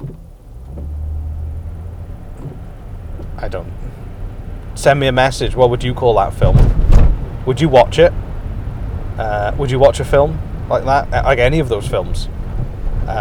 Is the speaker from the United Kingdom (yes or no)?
yes; Welsh, Wales, United Kingdom; I'm Welsh